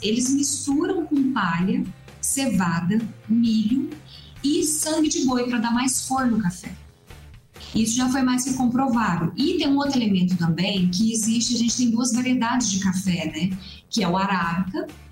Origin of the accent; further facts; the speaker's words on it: Três Pontas, Minas Gerais, Brazil; Eu sou do sul de Minas Gerais, da cidade de Três Pontas